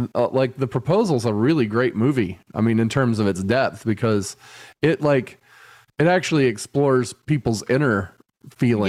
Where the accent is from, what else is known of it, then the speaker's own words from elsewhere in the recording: United States; I'm not being an American asshole